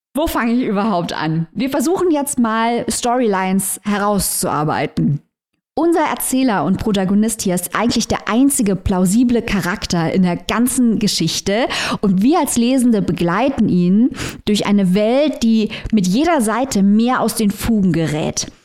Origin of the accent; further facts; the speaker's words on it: Saarland, Germany; hier im Saarland. Äh, meine Eltern wurden ja beide noch in Frankreich geboren, also im, im Saargebiet damals. Ich bin die erste, die in Deutschland geboren wurde und alle in der gleichen Stadt.